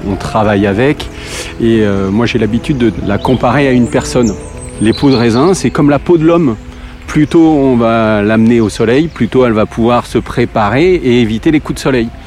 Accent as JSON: {"language": "French", "region": "Grand Est", "country": "France", "said": "Donc moi je suis originaire de Champagne et voilà donc je suis passé de, de la bulle au vin rouge de très belle qualité."}